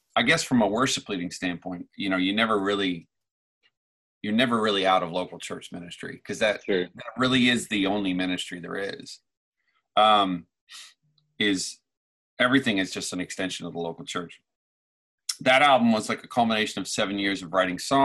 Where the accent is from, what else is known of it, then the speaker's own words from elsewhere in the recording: Newfoundland and Labrador, Canada; now in Phoenix, United States; I grew up in Newfoundland, Canada. 25 years ago this year, I moved to Arizona, Phoenix